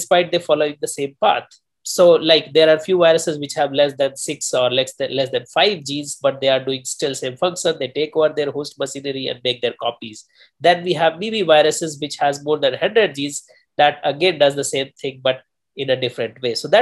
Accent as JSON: {"language": "English", "country": "India", "tie": "born or raised there", "also_born_or_lived": "New Delhi", "moved": "as an adult", "lives_now": "United States", "said": "I'm natively from India"}